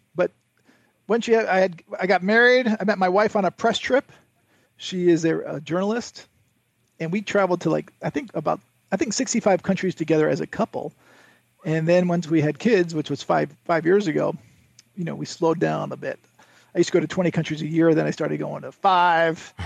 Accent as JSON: {"language": "English", "region": "Connecticut", "country": "United States", "tie": "born or raised there", "said": "I grew up in Connecticut"}